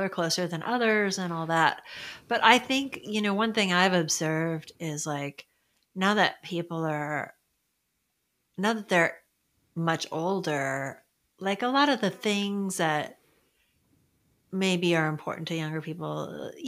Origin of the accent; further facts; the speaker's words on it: Sonoma County, California, United States; also born or lived in San Francisco / San Jose; I grew up in Sonoma County.